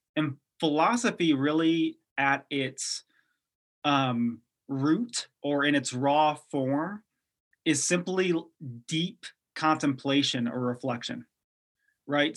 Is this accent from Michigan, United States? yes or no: yes; Detroit, Michigan, United States; moved away; I grew up in, uh, Detroit, Michigan, so I was born there, and I grew up right outside the city